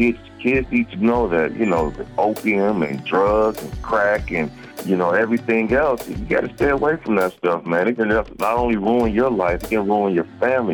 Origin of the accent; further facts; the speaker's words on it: Dayton, Ohio, United States; moved away; I'm from Dayton, Ohio, man.